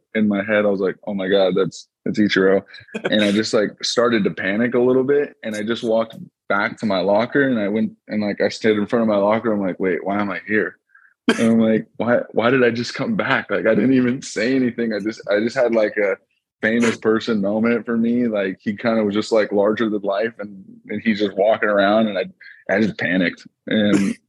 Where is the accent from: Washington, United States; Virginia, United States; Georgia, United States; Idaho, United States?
Washington, United States; Seattle; also born or lived in Tennessee; growing up in Seattle